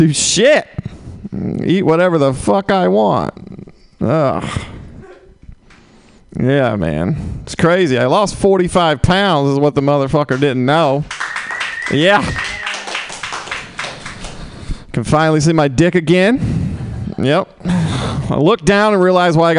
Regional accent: Mississippi, United States; moved away; I'm from Mississippi

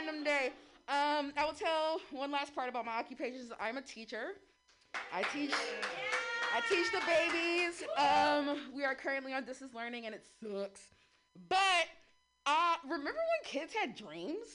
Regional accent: San Francisco, California, United States; I am born and raised in San Francisco

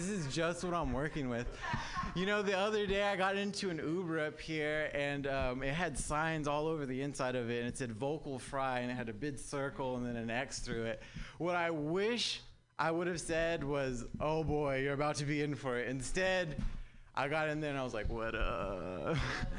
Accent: Southern California, United States; now in San Francisco Bay Area, United States; living in the Bay is crazy, man. I'm actually from Southern California.

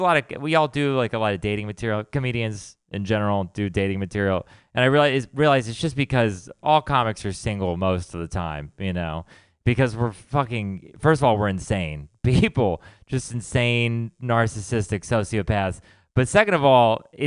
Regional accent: Texas, United States; now in San Francisco, United States; we're from Texas

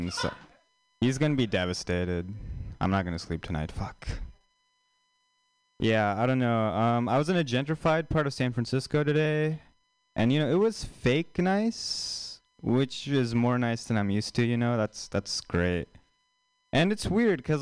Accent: India; moved away; an Indian person, like, actually from India

